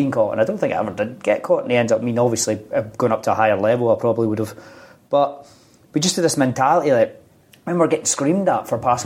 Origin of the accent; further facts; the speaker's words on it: Scotland, United Kingdom; being a young boy growing up in Scotland